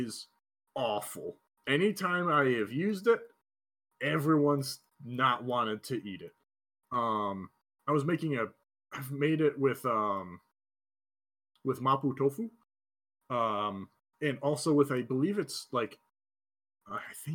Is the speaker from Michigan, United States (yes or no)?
yes; Michigan, United States; I'm from Michigan